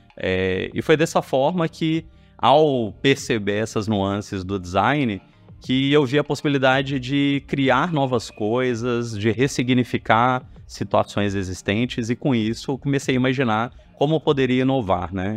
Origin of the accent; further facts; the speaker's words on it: Belo Horizonte, Minas Gerais, Brazil; eu sou mineiro, eu cresci em Belo Horizonte